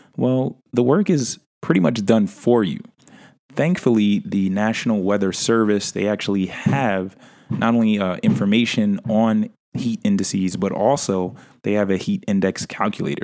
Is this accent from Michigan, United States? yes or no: no; New York City, New York, United States; my hometown, New York City, right? Where we have a variation of weather